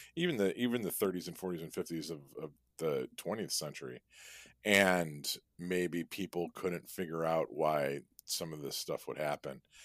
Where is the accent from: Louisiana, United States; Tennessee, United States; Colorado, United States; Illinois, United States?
Illinois, United States; Chicago; We're both from Chicago